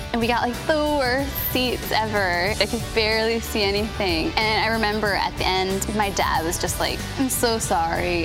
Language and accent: English; Union City, New Jersey, United States; I'm from Union City, New Jersey